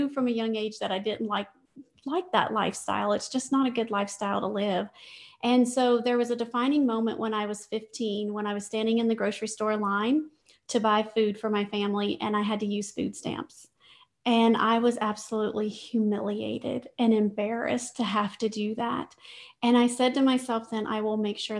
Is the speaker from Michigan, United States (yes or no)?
no; Louisiana, United States; I grew up in Louisiana